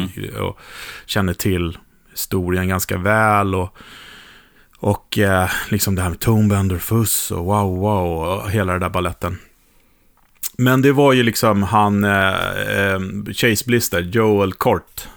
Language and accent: Swedish; Sweden; för mig som svensk